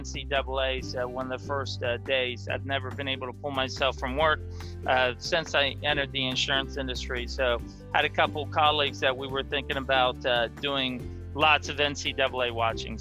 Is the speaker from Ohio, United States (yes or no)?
yes; Ohio, United States; also born or lived in Michigan; Yes, I grew up in Ohio. I've lived in Ohio my whole life